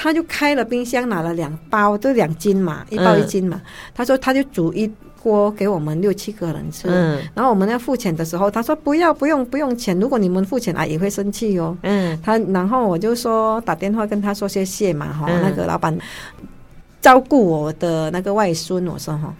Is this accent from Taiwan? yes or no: yes; Taiwan; 是，我是觉得我是习惯了，我们台湾人本来就是很好心